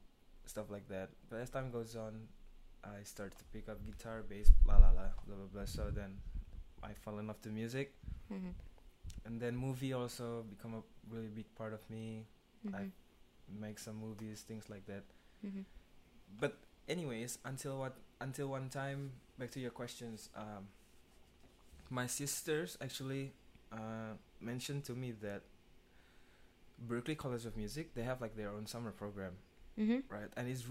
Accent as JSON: {"language": "English", "region": "Jakarta", "country": "Indonesia", "tie": "born or raised there", "said": "I was born in Jakarta"}